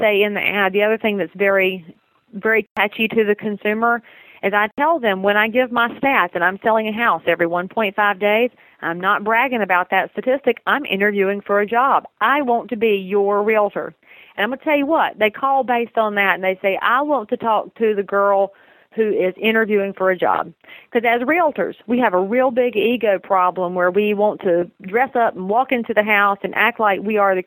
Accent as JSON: {"language": "English", "region": "Southern", "country": "United States", "accent": "Southern", "said": "my Southern accent"}